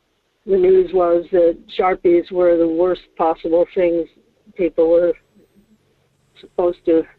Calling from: Kodiak, Alaska, United States; calling from Kodiak.

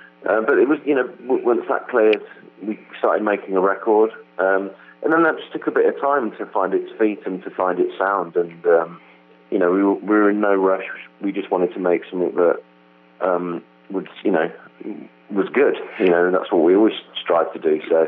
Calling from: San Francisco, California, United States; I'm in a really small dressing room in San Francisco.

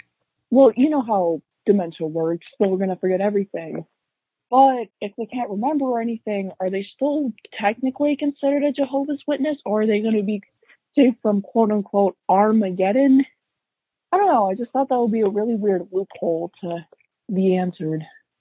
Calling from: Minnesota, United States; from Minnesota.

